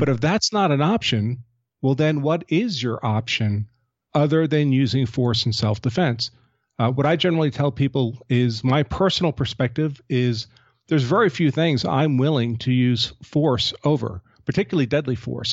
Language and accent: English; United States; I'm an American gun owner